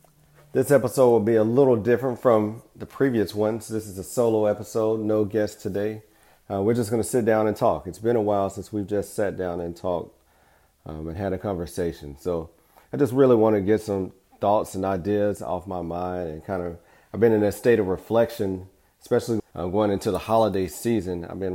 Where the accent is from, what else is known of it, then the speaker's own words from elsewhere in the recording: Alabama, United States; I was the boy from Alabama who smiled a lot.